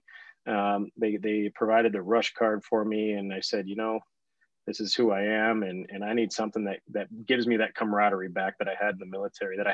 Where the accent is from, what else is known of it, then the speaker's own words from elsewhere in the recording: upstate New York, United States; moved away as an adult; now in Southern California, United States; originally, I'm from the East Coast, upstate New York. I grew up in a small town that most people don't know